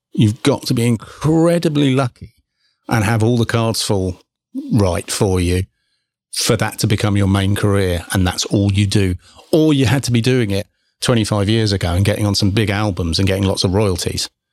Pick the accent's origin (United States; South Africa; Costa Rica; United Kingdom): United Kingdom; England; moved away; being English